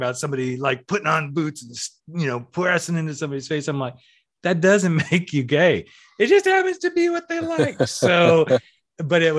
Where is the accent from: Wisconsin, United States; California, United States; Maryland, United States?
California, United States; Central; I'm from Central California